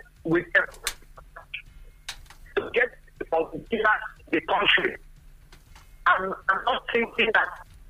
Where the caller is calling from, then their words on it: Anambra, Nigeria; In Anambra.